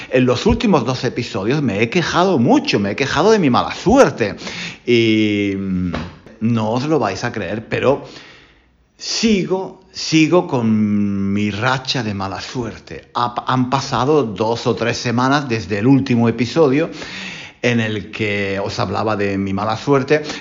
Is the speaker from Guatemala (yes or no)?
no; Spain; como soy español y, soy, y enseño español, pues hablo en español.